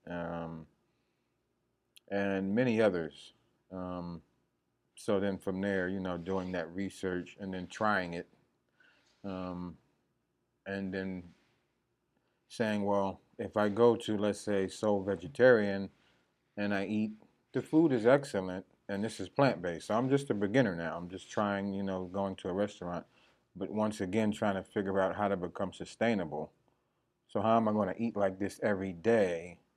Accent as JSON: {"language": "English", "region": "New Jersey", "country": "United States", "moved": "as an adult", "lives_now": "Georgia, United States", "said": "Well, um, I come from New Jersey, but you know I've been in Georgia for about 20 years now."}